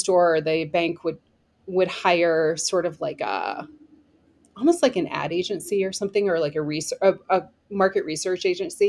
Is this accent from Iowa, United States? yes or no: yes; Iowa, United States; moved away as an adult; now in Madison, United States; I'm from Iowa. I grew up in Iowa